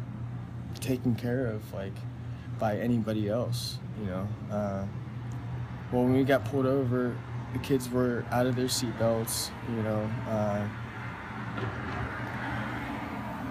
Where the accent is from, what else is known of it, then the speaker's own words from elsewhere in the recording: Hubbard, Ohio, United States; moved away as an adult; also born or lived in Nevada; now in Los Angeles, United States; I'm from Hubbard, Ohio